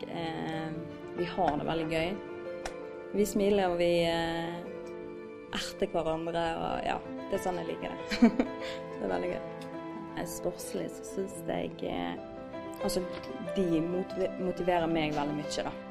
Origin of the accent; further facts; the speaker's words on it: Osterøy, Vestland, Norway; Eh, og jeg kommer fra Osterøy, eh, opprinnelig fra Colo